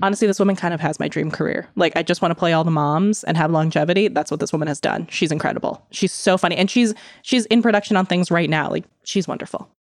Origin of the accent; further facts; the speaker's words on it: Midwest, United States; I grew up in the Midwest